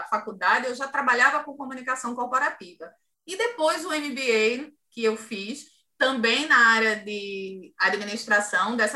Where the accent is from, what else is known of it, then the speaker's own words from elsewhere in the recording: Ceará, Brazil; accent: Cariri; eu sou cearense e trago um sotaque carregado ainda do Cariri, sabe, cearense? E hoje melhorou muito, mas naquela época é, era complicado.